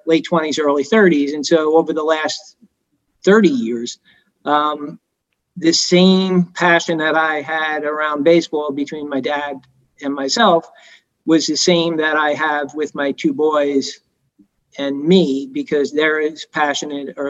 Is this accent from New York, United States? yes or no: yes; Long Island, New York, United States; moved away as an adult; now in Miami, United States; a kid growing up in Long Island